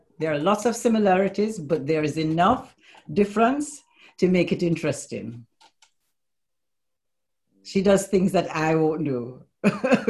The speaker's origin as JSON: {"language": "English", "country": "Jamaica", "moved": "yes", "lives_now": "United Kingdom", "said": "I'm Jamaican"}